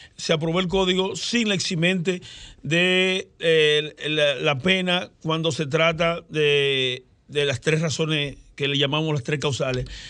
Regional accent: Elías Piña, Dominican Republic; Yo soy de Elia Piña, yo soy de un campo.

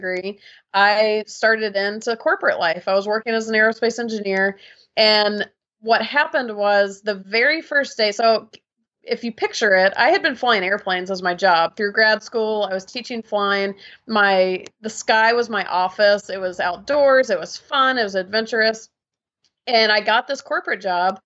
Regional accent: Georgia, United States; I grew up in Georgia in the States, and kind of a typical Southern lifestyle

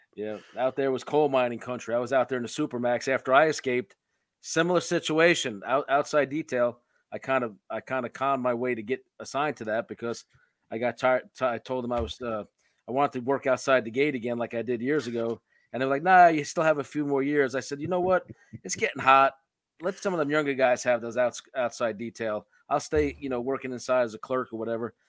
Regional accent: New York City, New York, United States; I'm from New York City

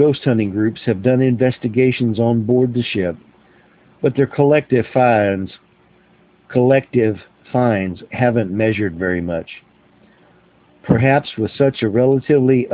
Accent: Lexington, Texas, United States; my hometown, Lexington, Texas

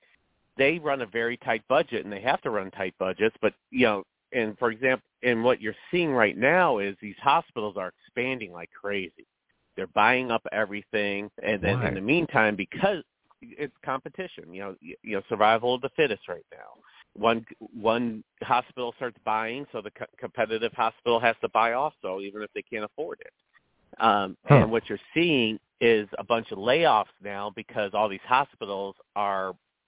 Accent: Elgin, Illinois, United States; I grew up in the Chicago school system. Well, it's actually Elgin school system

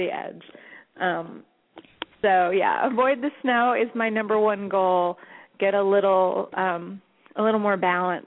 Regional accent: Long Island, New York, United States; also born or lived in Los Angeles; now in New York, United States; I'm originally from Long Island, from New York

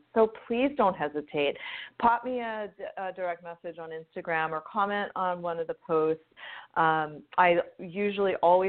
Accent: Southern California, United States; also born or lived in East Coast / the South / Italy; now in Hawaii, United States; I grew up in Southern California and lived all over the place.

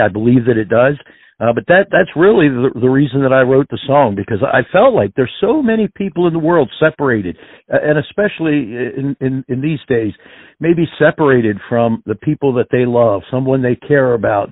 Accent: Pennsylvania, United States; I am from the Northeast here in uh, uh, well, Pennsylvania

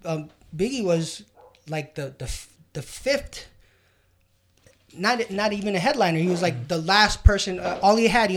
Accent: New York City, New York, United States; I'm born and raised in New York. I'm 43

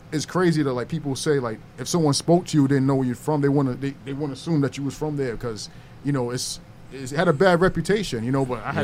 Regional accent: New York City, New York, United States; I'm from Rochdale, so I'm from Circle 2.

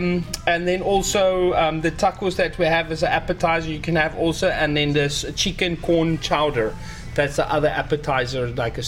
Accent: South Africa; moved away as an adult; also born or lived in Boca Raton, Florida / Southampton, New York; I'm from South Africa.

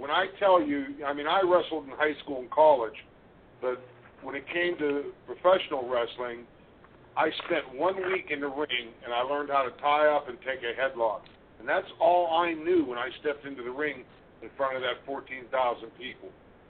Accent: Pittsburgh, Pennsylvania, United States; the Pittsburgh Civic Arena in my hometown.

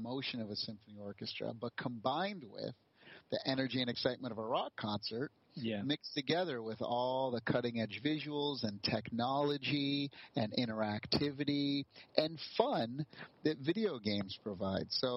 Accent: East Coast of the U.S., United States; moved away as an adult; also born or lived in California; I grew up on the East Coast of the U.S., and when I turned 21, I got in my car and just literally left my parents crying on the doorstep and went to California

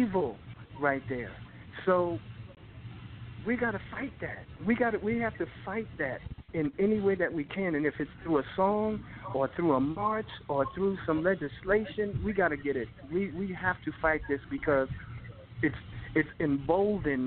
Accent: Rahway, New Jersey, United States; I grew up in Raleigh and you know, small town in Jersey, and, you know, I was close to New York

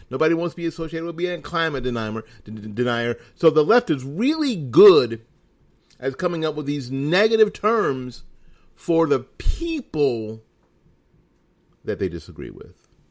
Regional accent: Florida, United States; my home state of Florida

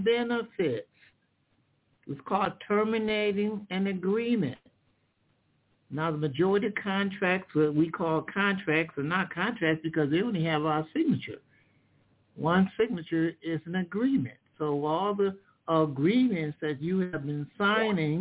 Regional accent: Michigan, United States; In Michigan, I'm from Michigan, so I use Michigan laws

